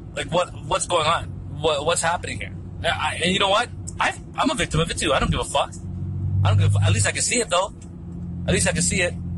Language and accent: English; Philippines; I'm from Philippines. Philippines